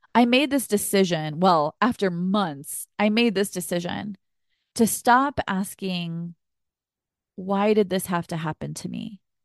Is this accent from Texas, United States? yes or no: yes; Texas, United States; I grew up in Texas